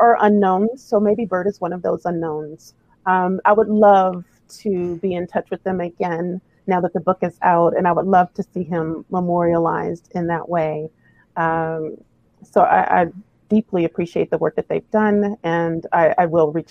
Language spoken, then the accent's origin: English; the South, United States; now in Los Angeles, United States; I grew up in the South